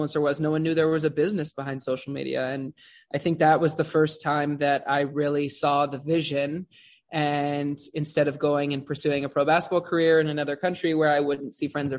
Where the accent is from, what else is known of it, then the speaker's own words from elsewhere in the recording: West Hollywood, California, United States; I grew up in West Hollywood